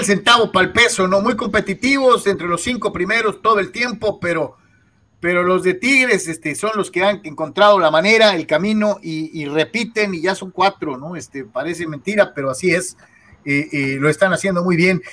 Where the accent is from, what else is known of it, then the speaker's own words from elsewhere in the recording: Mexico; somos mexicanos, así somos